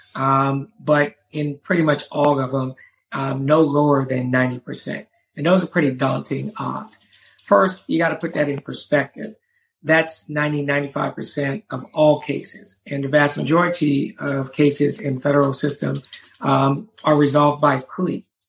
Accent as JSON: {"language": "English", "town": "Charleston", "region": "South Carolina", "country": "United States", "tie": "born or raised there", "said": "when I was a kid growing up in Charleston, South Carolina"}